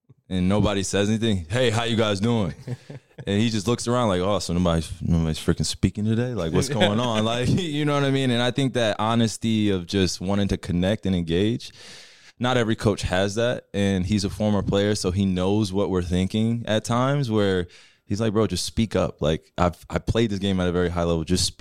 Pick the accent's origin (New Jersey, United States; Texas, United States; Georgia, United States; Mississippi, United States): New Jersey, United States; moved away as an adult; now in Dallas, United States; having a great environment and community in which I grew up in Jersey